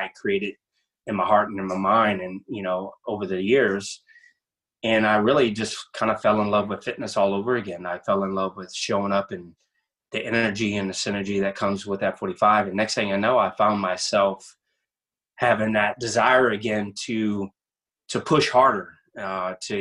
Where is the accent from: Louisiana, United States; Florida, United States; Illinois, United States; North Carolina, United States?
Louisiana, United States; I'm originally from Louisiana.